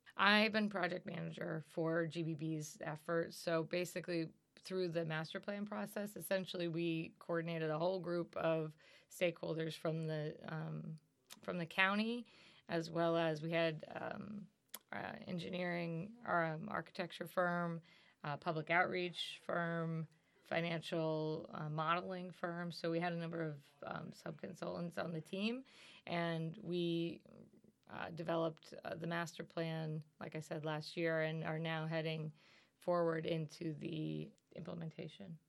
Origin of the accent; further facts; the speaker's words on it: Pennsylvania, United States; moved away as an adult; also born or lived in upstate New York; now in New York, United States; I was the youngest of four, uh, four growing up in Pennsylvania.